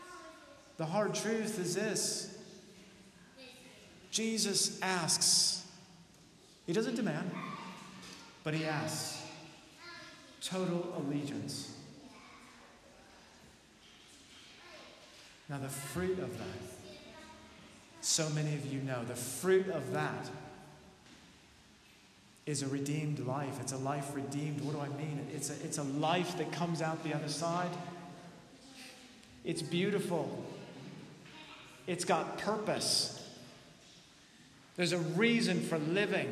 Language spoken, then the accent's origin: English; United States; as an American